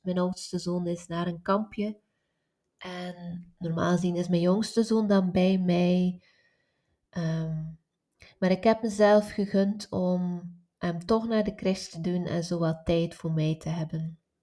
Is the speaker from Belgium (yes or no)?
yes; West Flanders, Belgium; ik ben van West-Vlaanderen